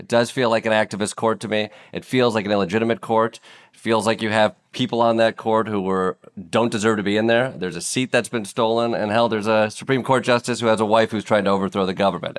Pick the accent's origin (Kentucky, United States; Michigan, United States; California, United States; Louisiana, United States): Michigan, United States; Kalamazoo; I grew up in Kalamazoo, Michigan